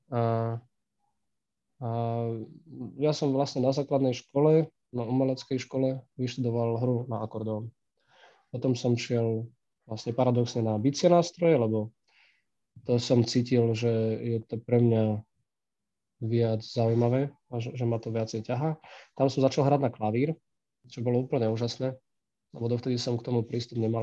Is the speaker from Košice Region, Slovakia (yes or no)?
yes; Michalovce, Košice Region, Slovakia; keďže som vyrastal v Michalovciach